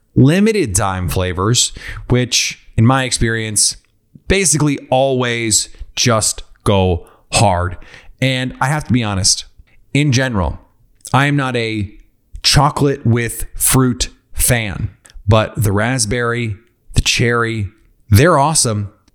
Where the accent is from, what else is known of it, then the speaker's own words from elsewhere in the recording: Milwaukee, Wisconsin, United States; I'm from Milwaukee. I grew up in Milwaukee